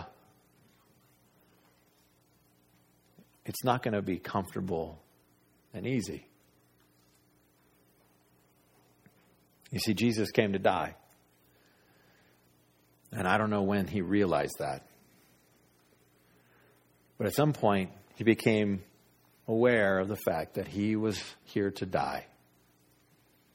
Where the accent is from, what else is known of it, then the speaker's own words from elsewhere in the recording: United States; I'm an American